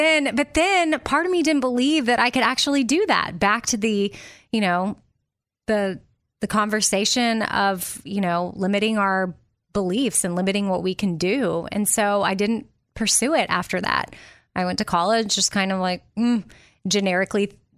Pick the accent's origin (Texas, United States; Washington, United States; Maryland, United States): Texas, United States; Austin; But for me, and it's not like I grew up in a small town. I grew up in Austin, Texas.